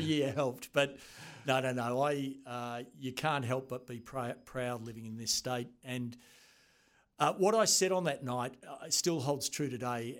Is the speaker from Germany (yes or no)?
no; Australia; attended, uh, New Zealand Officer School as an Australian